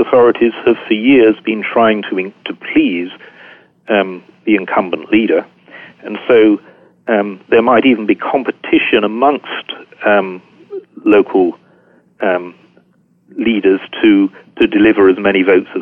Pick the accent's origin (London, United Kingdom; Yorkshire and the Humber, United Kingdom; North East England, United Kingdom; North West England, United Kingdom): Yorkshire and the Humber, United Kingdom; I'm strongly identify as a Yorkshireman